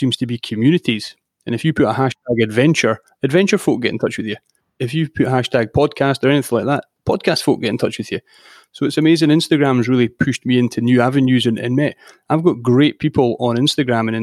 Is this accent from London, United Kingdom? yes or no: no; Edinburgh, Scotland, United Kingdom; I was born in Edinburgh in the city centre, and I mean, I was always outdoors, a lot of rugby in my youth